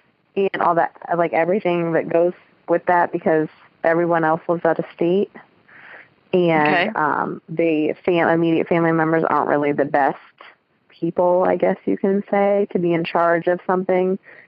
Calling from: Columbus, Ohio, United States; I'm calling from Columbus, Ohio.

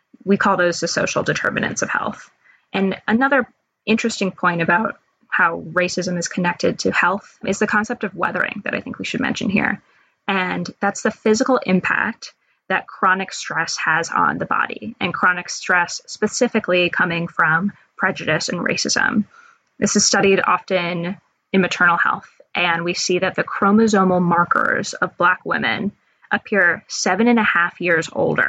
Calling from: Washington, District of Columbia, United States; I am calling in from Bloomingdale in Washington, D.C.

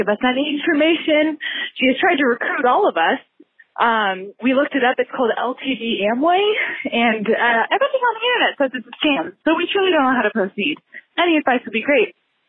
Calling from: Seattle, Washington, United States; I am calling from Seattle, Washington

